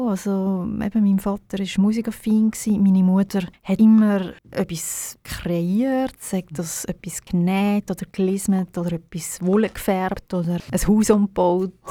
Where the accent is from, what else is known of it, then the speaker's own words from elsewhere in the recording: Birmensdorf, Zurich, Switzerland; Sie hat gesagt, ich sei in Birmisdorf, wo ich aufgewachsen bin, viel auf dem Maritiseilen und habe die ganze Zeit gesungen.